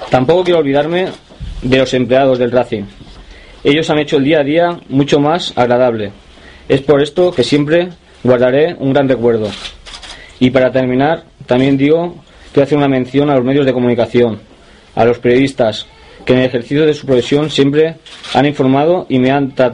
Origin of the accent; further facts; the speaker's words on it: Girona, Catalonia, Spain; born there; also born or lived in Santander; Nací en Gerona